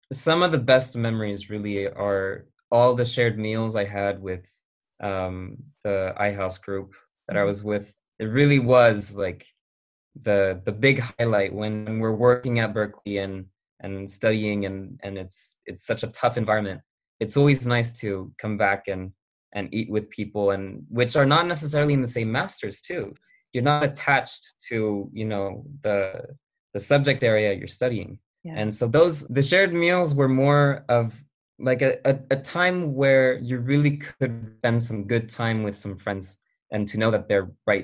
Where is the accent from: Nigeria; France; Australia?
France; accent: American; of am I American or am I French or am I Franco-American? And today it's easier to say, given that I grew up in France my whole life